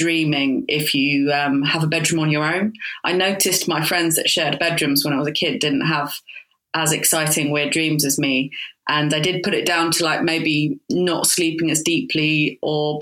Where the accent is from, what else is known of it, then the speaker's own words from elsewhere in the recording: Croydon, London, United Kingdom; I was brought up in Croydon